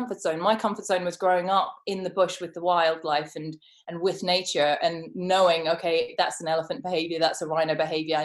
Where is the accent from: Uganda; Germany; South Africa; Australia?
South Africa; Johannesburg, Gauteng; I grew up in Johannesburg